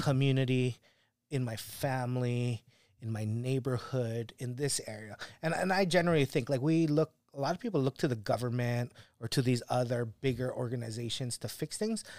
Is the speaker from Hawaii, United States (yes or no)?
yes; Kauai, Hawaii, United States; moved away; growing up on Kauai